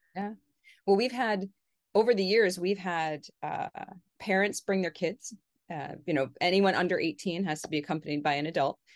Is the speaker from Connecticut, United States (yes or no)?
yes; Connecticut, United States; I grew up in Connecticut in New England